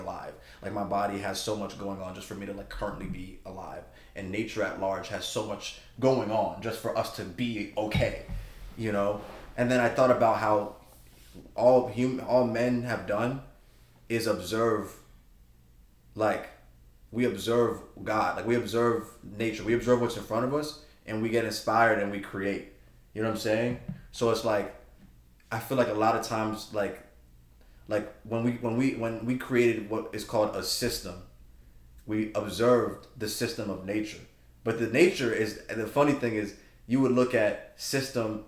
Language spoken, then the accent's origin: English; Georgia, United States; moved away; I'm from Georgia